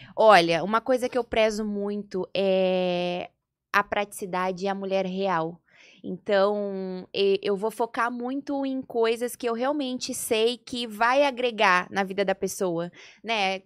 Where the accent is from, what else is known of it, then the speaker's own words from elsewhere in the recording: Porto Alegre, Rio Grande do Sul, Brazil; moved away as an adult; also born or lived in Gravataí / Rio de Janeiro; now in São Paulo, Brazil; E eu sou do sul, eu sou gaúcha de Porto Alegre